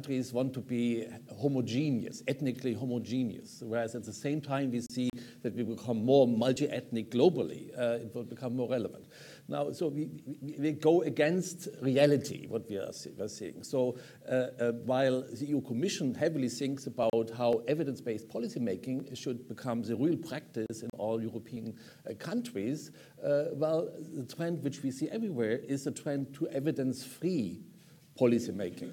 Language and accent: English; Germany; now in United States; I was born in Germany